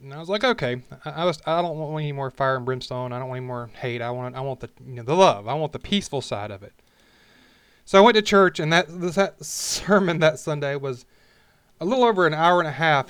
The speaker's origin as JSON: {"language": "English", "region": "Alabama", "country": "United States", "tie": "born or raised there", "said": "I was born and raised, if you can say that, I raised myself, but in Alabama, the middle of the Bible Belt"}